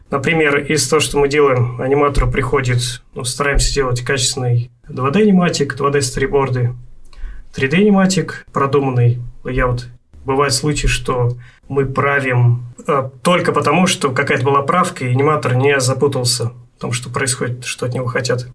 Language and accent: Russian; Omsk, Omsk Oblast, Russia; also born or lived in Sakhalin; now in Voronezh, Russia; вот в Омске у нас